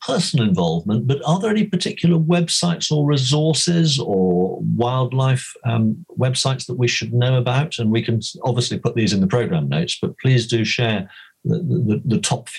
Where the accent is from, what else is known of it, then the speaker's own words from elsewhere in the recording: near the River Isle, Somerset, South West England, United Kingdom; having lived in Somerset for so long. I grew up near the River Isle, which flows into the Parret